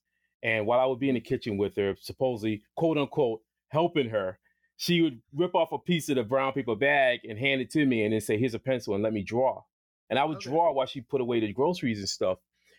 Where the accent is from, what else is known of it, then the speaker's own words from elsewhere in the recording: Boston, Massachusetts, United States; I grew up in Boston, by the way, and it was a place called JP, and it was the Projects.